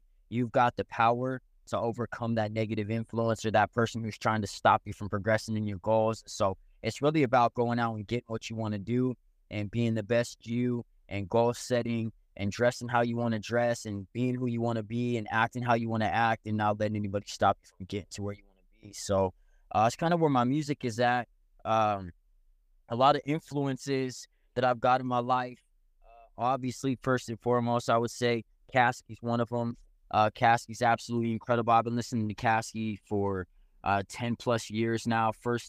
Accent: Phoenix, Arizona, United States; also born or lived in Provo, Utah / La Jolla, California / San Francisco, California; So I was born in Utah, but raised in Arizona, and moved all over.

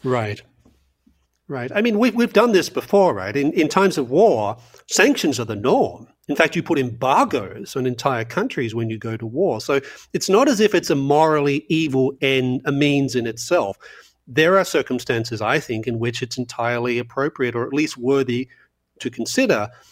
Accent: Australia; growing up in Australia in the nineteen, uh, late seventies and early eighties

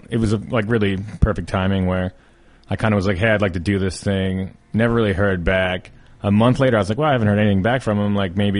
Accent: Philadelphia, Pennsylvania, United States; moved away as an adult; also born or lived in New Jersey; now in California, United States; I came out for the winter because I'm from Philadelphia

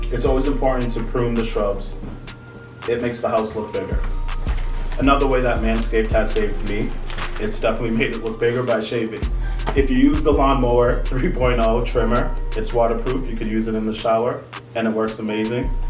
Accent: United States; first generation Haitian man, uh, there's definitely been differences between um, my upbringing and my parents' upbringing. Mm-hmm. of course, uh, them both uh, growing up in Haiti and living a majority of their lives there, and then immigrating to the U.S. and raising their firstborn child

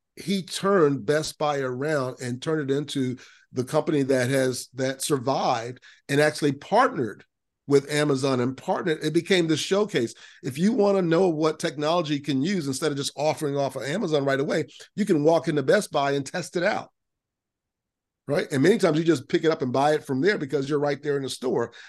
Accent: Lakeland, Florida, United States; I grew up in Central Florida, in Lakeland, Florida

